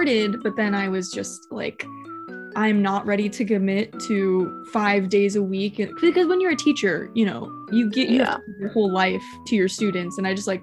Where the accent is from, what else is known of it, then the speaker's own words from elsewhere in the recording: Long Beach, California, United States; I'm born and raised in Long Beach